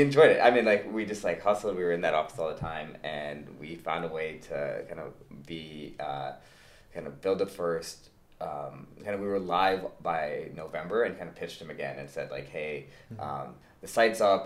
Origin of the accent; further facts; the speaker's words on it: St. Louis, Missouri, United States; moved away as an adult; also born or lived in Michigan; born and raised in St. Louis, Missouri.